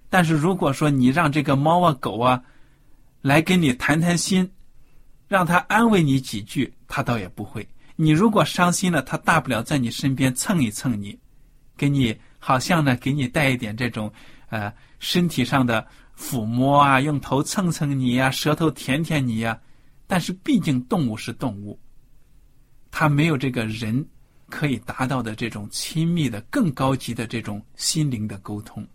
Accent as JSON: {"language": "Chinese", "country": "China", "said": "我们中国人"}